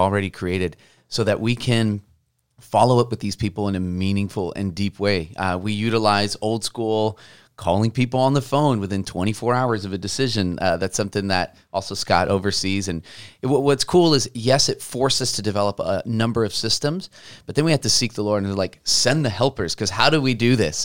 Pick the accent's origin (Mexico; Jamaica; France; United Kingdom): Mexico; also born or lived in Portland; now in Vancouver, United States; I'm from Mexico